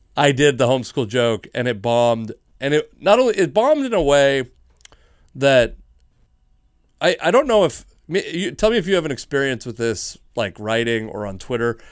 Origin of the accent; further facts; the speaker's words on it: Fife, Washington, United States; I grew up in Fife.